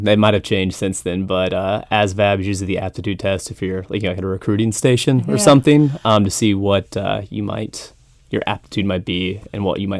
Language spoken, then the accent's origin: English; Oviedo, Florida, United States; also born or lived in Tampa Bay, United States / Brunswick, Georgia, United States; So I was born in Tampa Bay. Don't really remember it because we moved when I was around 5. And then went to Orlando, where we ended up in Seminole County in Oviedo, Florida. And then after that, we hopped up to Brunswick, Georgia, St. Simons Island area